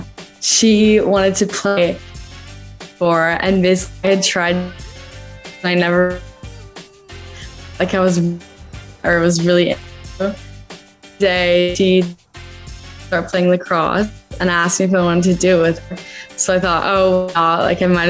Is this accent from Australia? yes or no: no; London, United Kingdom; moved away; I grew up in London